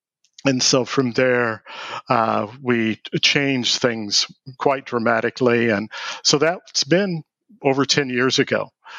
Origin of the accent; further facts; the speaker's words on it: Evansville, Indiana, United States; also born or lived in New York City / Los Angeles; I'm actually from Evansville, Indiana. I'm from Indiana, although we have lived from New York City to Los Angeles and a number of places in between.